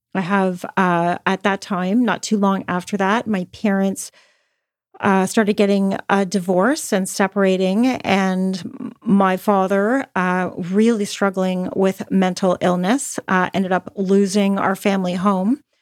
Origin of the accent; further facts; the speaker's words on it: Toronto, Ontario, Canada; I grew up in Toronto, Canada